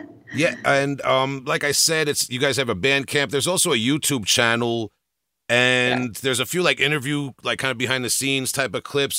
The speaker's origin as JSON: {"language": "English", "region": "New York", "country": "United States", "said": "I'm from New York"}